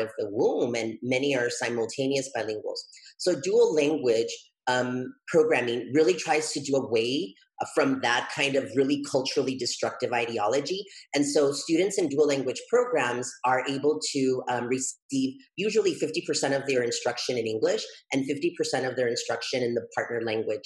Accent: El Paso, Texas, United States; also born or lived in Juárez, Mexico; my hometown of El Paso

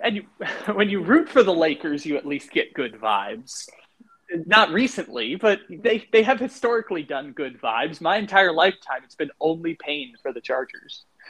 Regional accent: San Diego, California, United States; moved away; That's my that's my hometown

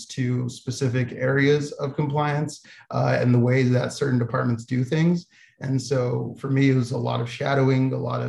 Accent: Albuquerque, New Mexico, United States; Starting back, I'm from Albuquerque, New Mexico. I moved to San Diego to go to San Diego State University, where I was also on the football team there.

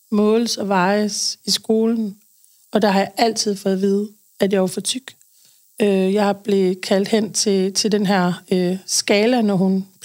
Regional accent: Aarhus, Central Denmark Region, Denmark; moved away as an adult; also born or lived in Aalborg; now in Odder, Denmark; Aarhus mm. oprindeligt. Jeg øh, har boet der det meste af mit liv. Så har jeg lige været oppe og runde Aalborg og bor i Odder nu.

